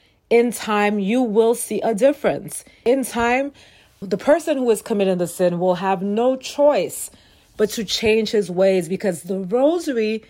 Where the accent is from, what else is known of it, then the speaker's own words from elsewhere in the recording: New York City, New York, United States; I'm from New York City